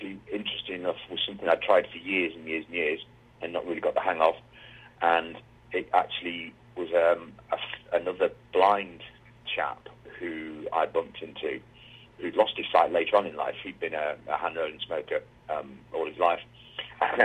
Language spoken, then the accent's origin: English; Wigan, North West England, United Kingdom; I grew up in a small mining town. It was a mining town originally called Wigan.